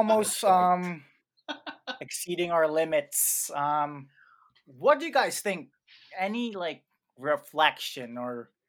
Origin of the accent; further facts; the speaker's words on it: Philippines; now in San Francisco, United States; growing up in the Philippines